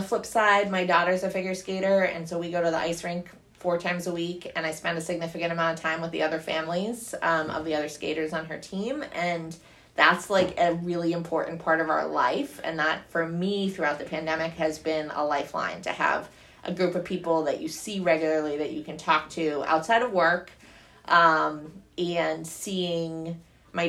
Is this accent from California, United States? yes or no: no; Rhode Island, United States; moved away; also born or lived in Pennsylvania; I grew up originally in Rhode Island and then Pennsylvania.